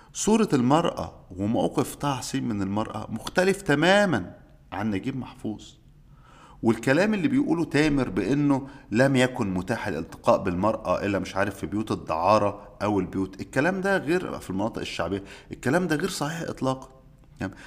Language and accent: Arabic; Egypt; عندنا في مصر